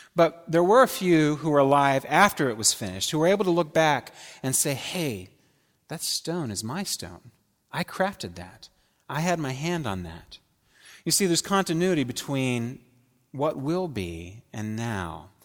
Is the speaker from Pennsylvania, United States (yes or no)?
yes; Pittsburgh, Pennsylvania, United States; moved away; I grew up in Pittsburgh in the seventies